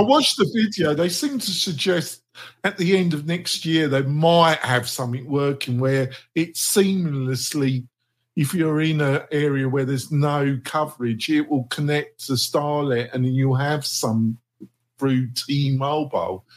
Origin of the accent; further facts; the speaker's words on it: England, United Kingdom; I'm English